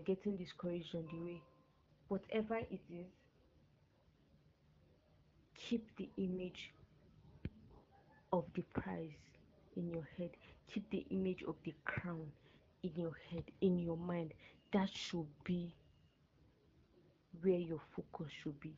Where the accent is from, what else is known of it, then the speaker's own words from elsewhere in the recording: Nigeria; When I was in GSS3, as a Nigerian, we have what we call the junior secondary school